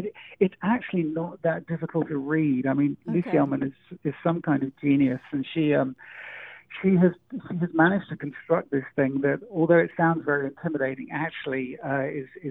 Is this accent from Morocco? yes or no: no; England, United Kingdom; moved away; being English